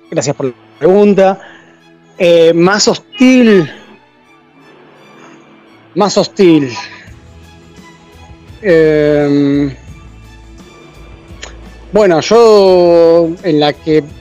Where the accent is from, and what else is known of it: Argentina; moved away